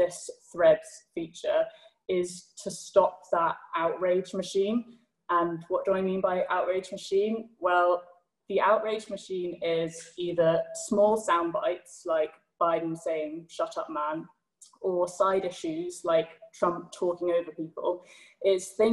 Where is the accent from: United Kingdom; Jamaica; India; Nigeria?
United Kingdom; as a Brit